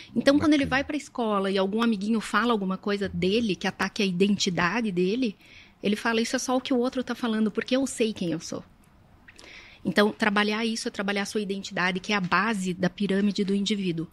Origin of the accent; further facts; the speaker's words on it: Curitiba, Paraná, Brazil; eu sou nascida e criada em Curitiba